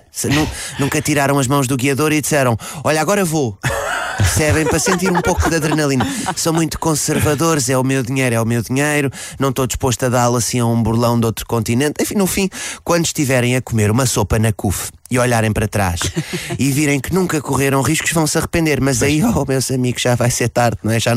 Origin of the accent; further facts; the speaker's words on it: Nigeria; first language English; Portuguese is a second language; Eu sou nigeriana, minha língua materna é o inglês, mas aprendi português com portugueses. Logo, o meu sotaque africano do inglês não passa para o português, percebe?